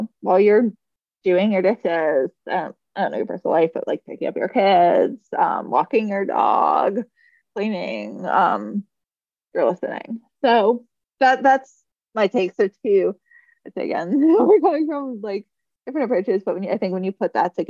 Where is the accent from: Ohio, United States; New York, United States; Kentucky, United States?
New York, United States; maybe I'm a New Yorker.